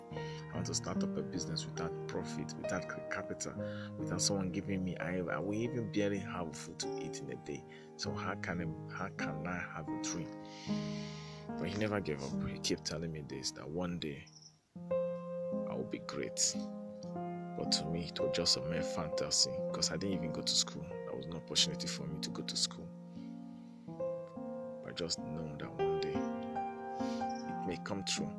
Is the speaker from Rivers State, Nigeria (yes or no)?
yes; Rivers State, Nigeria; I'm from Nigeria, Rivers State